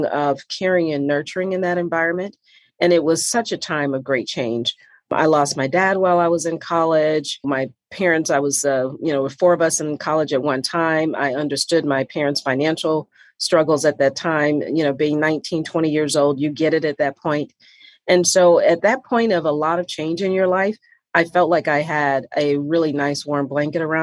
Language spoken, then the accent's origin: English; Detroit, Michigan, United States; moved away; also born or lived in Atlanta; growing up in Detroit